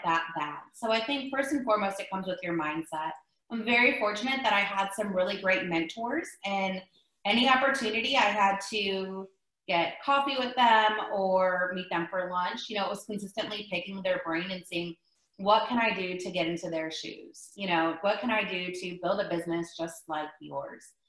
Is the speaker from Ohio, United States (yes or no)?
yes; Ohio, United States; moved away as an adult; also born or lived in Myrtle Beach, South Carolina; now in Texas, United States; I'm originally from Ohio